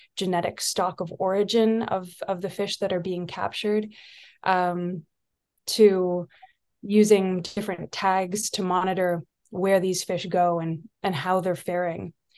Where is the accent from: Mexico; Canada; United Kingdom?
Canada; also born or lived in Nisga'a territory, British Columbia; now in British Columbia, Canada; I was raised far outside of of this place, um, on the opposite side of Canada, and was raised in Mi'kma'ki